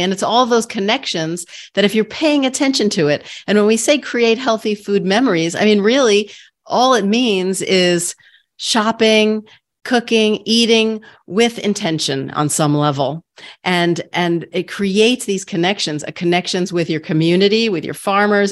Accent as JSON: {"language": "English", "town": "New York City", "region": "New York", "country": "United States", "tie": "born or raised there", "said": "I grew up in Queens"}